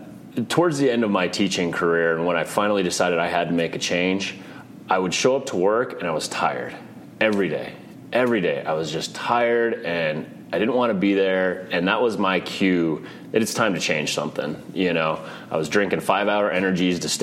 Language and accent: English; Arvada, Colorado, United States; I grew up in Arvada, Colorado, so just a suburb of Denver.